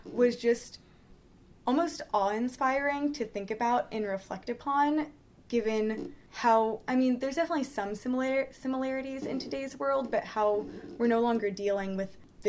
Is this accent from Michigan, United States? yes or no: no; California, United States; I'm from California, and so nothing in California is that old